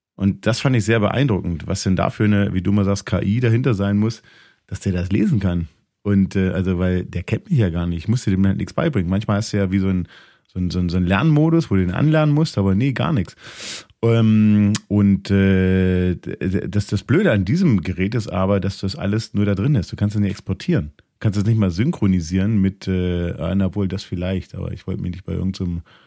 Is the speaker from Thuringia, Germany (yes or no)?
yes; Thuringia, Germany; In dem Teil von Thüringen, wo ich herkomme